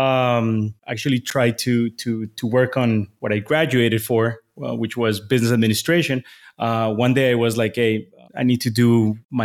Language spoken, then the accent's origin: English; Bogotá, Colombia; moved away as an adult; also born or lived in Boston, United States; My hometown is in Bogota, Colombia